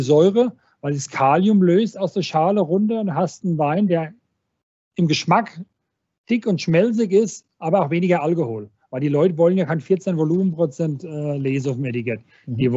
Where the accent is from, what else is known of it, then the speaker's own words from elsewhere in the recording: Weinolsheim, Rhineland-Palatinate, Germany; ich komme ja aus Weinholzheim, wir sind, wir sind 700 Einwohner, bei uns kennt noch jeder jeden.